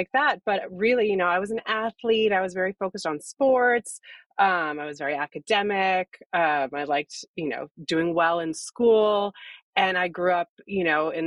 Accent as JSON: {"language": "English", "town": "Seattle", "region": "Washington", "country": "United States", "moved": "as an adult", "lives_now": "San Francisco, United States", "said": "I'm originally from Seattle"}